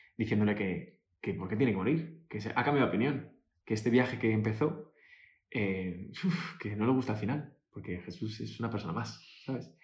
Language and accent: Spanish; Majadahonda, Community of Madrid, Spain; moved away as an adult; also born or lived in New York; nací en Madrid